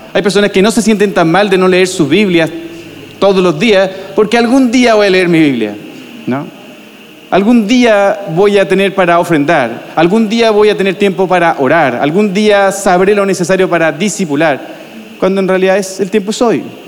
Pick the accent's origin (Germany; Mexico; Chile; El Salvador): Chile; Viña del Mar, Valparaíso; moved away as an adult; now in Santiago, Chile; En nuestro caso somos de Viña del Mar, de la playa, y nos, fuimos a Santiago de Pastor